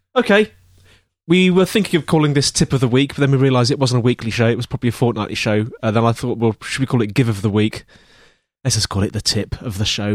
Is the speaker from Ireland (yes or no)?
no; England, United Kingdom; We have two English men